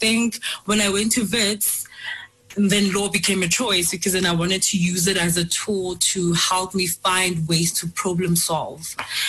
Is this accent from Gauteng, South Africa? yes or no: yes; Johannesburg, Gauteng, South Africa; I was born on the 10th of March, 1992, born and bred in Johannesburg.